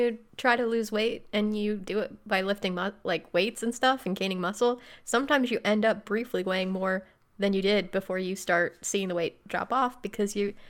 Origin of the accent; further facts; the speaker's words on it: Midwest, United States; we're from the Midwest